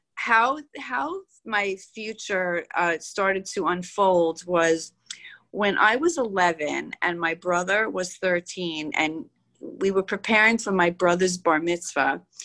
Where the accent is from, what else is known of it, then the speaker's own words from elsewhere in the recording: New York City, New York, United States; growing up in Queens